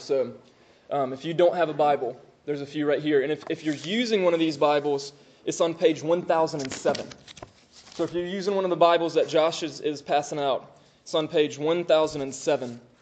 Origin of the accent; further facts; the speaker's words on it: Moultrie, Georgia, United States; also born or lived in Augusta, Georgia; I'm from Moultrie.